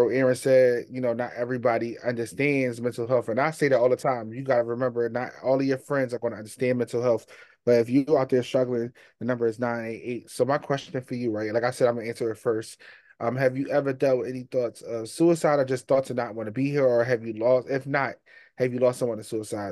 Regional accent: Philadelphia, Pennsylvania, United States; I'm from Philly.

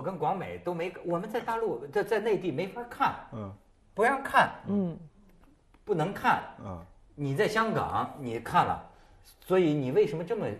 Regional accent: Hebei, China; 我们河北人

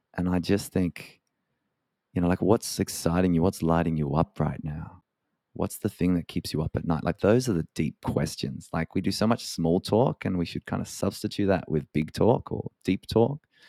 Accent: Adelaide, South Australia, Australia; moved away as an adult; also born or lived in Dublin; I spent a lot of my, a lot of my kind of early years growing up in Adelaide, which is a beautiful city of one point three million people in South Australia.

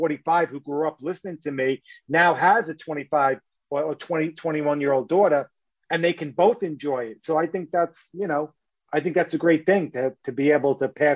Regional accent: New York City, New York, United States; I'm from New York

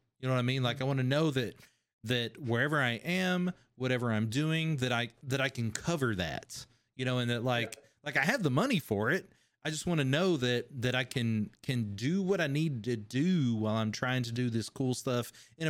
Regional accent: Kentucky, United States; everyone where I grew up with in Kentucky talks.

